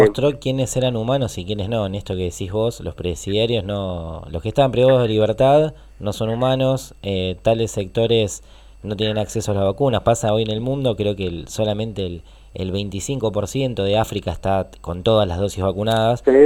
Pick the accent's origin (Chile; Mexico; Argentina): Argentina; Lomas de Zamora, Buenos Aires Province; nosotros somos de Loma de Zamora